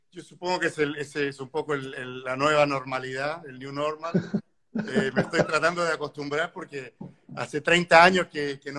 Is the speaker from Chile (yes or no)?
yes; Chile; Eh, sí, soy chileno.